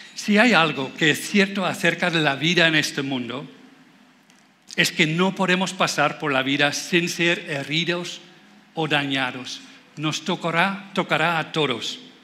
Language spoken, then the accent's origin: Spanish; Netherlands; Spanish is a second language; moved away as an adult; now in Spain; yo soy holandés, por eso suena un poco raro